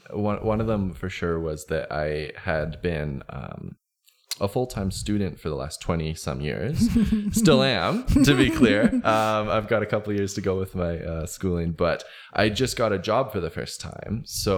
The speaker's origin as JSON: {"language": "English", "town": "Chilliwack", "region": "British Columbia", "country": "Canada", "tie": "born there", "said": "I was born in British Columbia, so in Chilliwack, actually, a small town, a little ways, a couple hours outside Vancouver."}